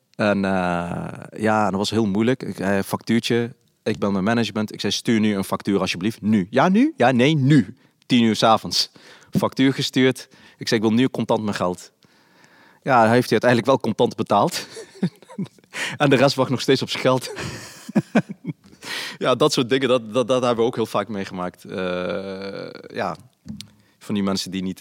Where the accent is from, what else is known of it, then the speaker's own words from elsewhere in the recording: Nijmegen, Gelderland, Netherlands; ik ben opgegroeid in Nijmegen, in een Volkswijk, in de Basoost